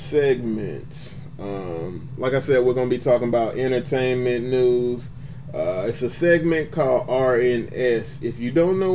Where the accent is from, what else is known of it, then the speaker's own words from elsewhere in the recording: Atlanta, Georgia, United States; moved away as an adult; now in Washington, D.C., United States; I'm originally from Atlanta, Georgia.